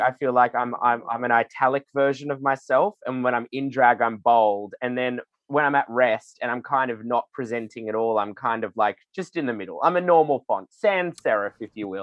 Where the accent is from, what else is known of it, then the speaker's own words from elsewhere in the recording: Sydney, New South Wales, Australia; the filthy, kooky drag that I grew up doing in Sydney